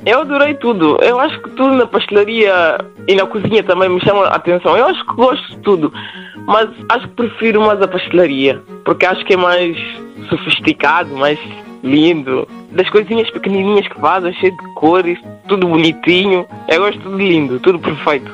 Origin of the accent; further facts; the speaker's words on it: Guinea-Bissau; now in Portugal; Nós, os guinenses